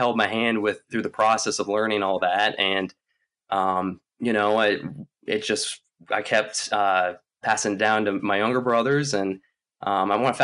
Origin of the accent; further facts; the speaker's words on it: Lynchburg, Virginia, United States; also born or lived in Canada; Once we moved from Canada when I was in an early age, we moved down to Lynchburg, Virginia